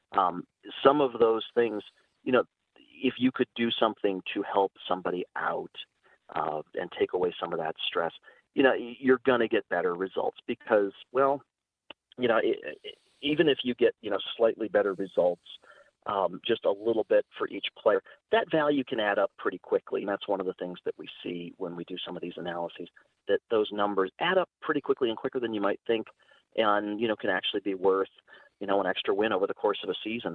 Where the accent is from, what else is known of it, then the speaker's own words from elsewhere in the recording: Cleveland, Ohio, United States; I grew up in Cleveland